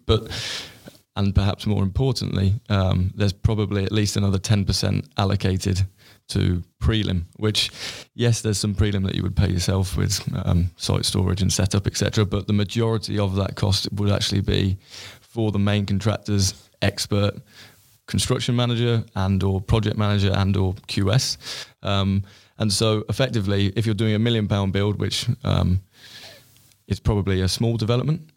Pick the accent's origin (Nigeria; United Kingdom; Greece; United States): United Kingdom; Stratford-upon-Avon, West Midlands; moved away as an adult; now in London, United Kingdom; my hometown in Stratford, Stratford upon Avon.